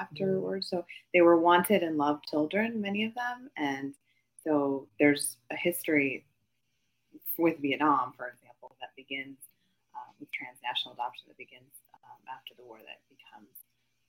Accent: Midwest, United States; I grew up in the Midwest. I am Asian American

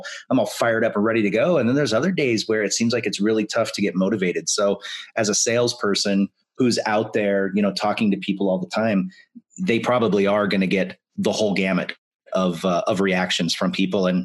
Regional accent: Spokane, Washington, United States; graduated from high school in Spokane

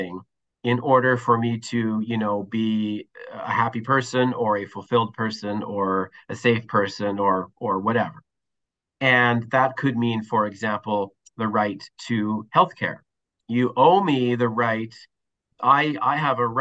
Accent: Winnipeg, Manitoba, Canada; moved away as an adult; now in Toronto, Canada; I'm born and raised in Winnipeg, Manitoba, actually. I now find myself in Toronto, been here about 10 or 12 years

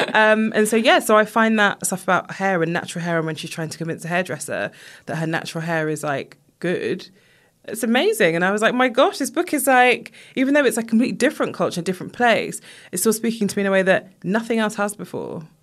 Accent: United Kingdom; I was born here, but my family are from Jamaica

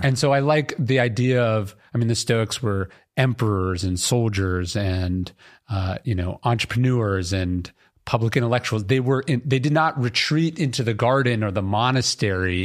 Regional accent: Sacramento, California, United States; I grew up in Sacramento, a government town

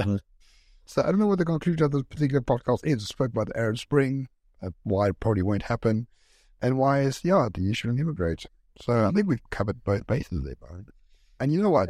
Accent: South Africa; I'm South African and live here.

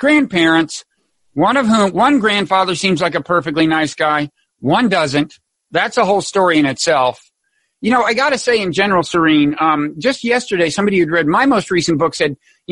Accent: Texas, United States; I was brought up Southern Baptist in Texas, not that far from you. Mainly in Texas

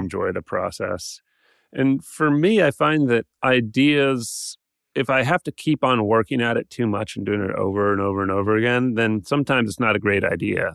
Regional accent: Atlanta, Georgia, United States; I grew up in Atlanta

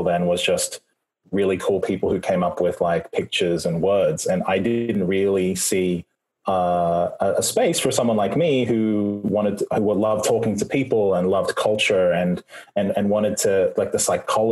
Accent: Australia; accent: Australian; also born or lived in New Zealand; the accent is from Australia. I was born in New Zealand, but my parents, we moved there when I was young

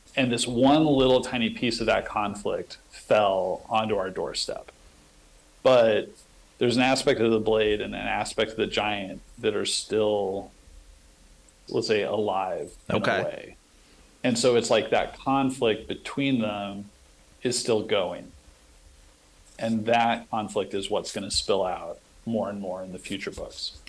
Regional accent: western Nebraska, United States; it's set in this little town in western Nebraska. It's a fictionalized version of my hometown

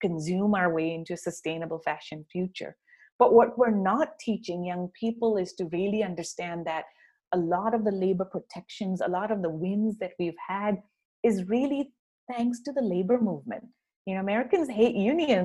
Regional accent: Karachi, Sindh, Pakistan; now in United States; my hometown of Karachi

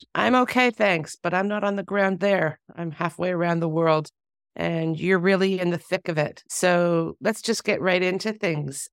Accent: Canada; now in Israel; a Canadian Jewish person who was born here

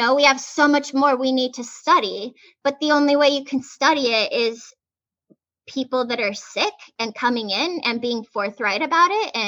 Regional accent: Arizona, United States; now in Los Angeles, United States; I grew up in Arizona

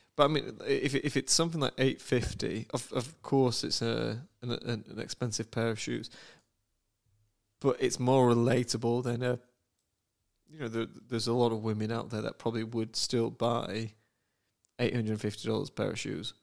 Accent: United Kingdom; moved away; as a Brit

